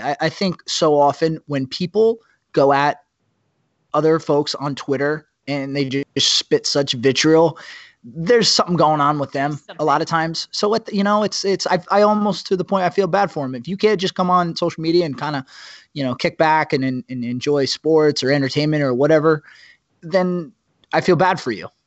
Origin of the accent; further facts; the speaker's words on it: New Jersey, United States; now in New York, United States; I am from Jersey